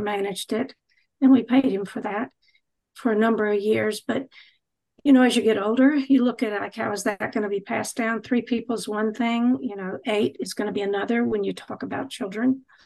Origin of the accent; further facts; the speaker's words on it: Charlotte, North Carolina, United States; moved away as an adult; also born or lived in Indiana; I'm from Charlotte, North Carolina. You can hear it in my voice